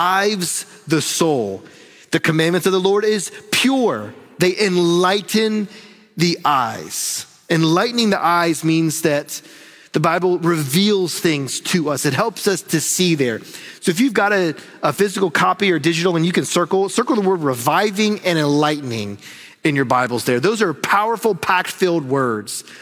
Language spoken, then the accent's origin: English; North Carolina, United States; I'm from the South and from North Carolina